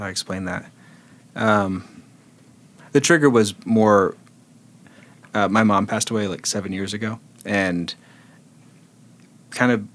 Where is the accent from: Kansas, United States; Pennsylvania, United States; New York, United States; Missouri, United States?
Kansas, United States; I grew up Baptist and in the middle of Kansas